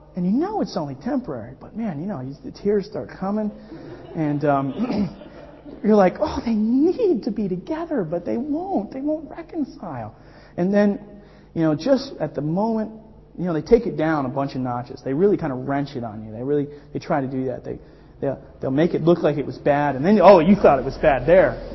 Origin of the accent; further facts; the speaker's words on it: Miami, Florida, United States; moved away as an adult; I'm from Miami